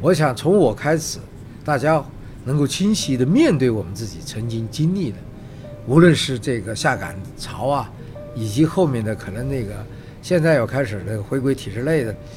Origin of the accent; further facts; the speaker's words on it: China; 只不过是我们我们中国人比较糙